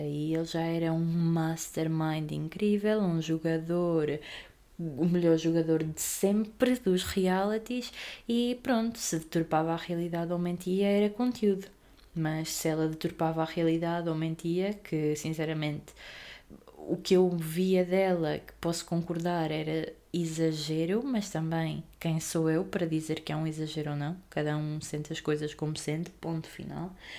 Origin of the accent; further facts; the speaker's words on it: Aveiro, Centro, Portugal; sou da Aveiro